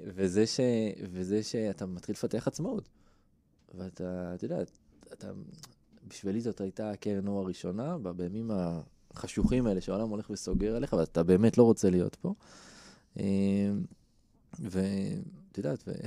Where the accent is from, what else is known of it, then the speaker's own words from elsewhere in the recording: Israel; אני גדלתי בקיבוץ